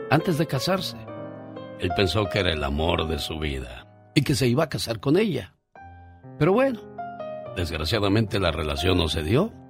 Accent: Kiringuicharo, Michoacán, Mexico; moved away; Un día salí de Kiringuicharo Michoacán, pero Kiringuicharo Michoacán nunca salió de mí.

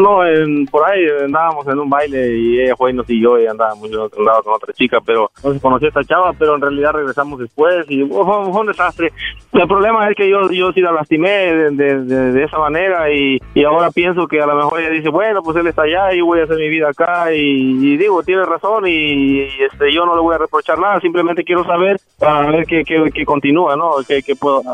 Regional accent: Jalisco, Mexico; moved away; also born or lived in Guerrero; nací en Guerrero, me crié en Jalisco, pero nací en Guerrero

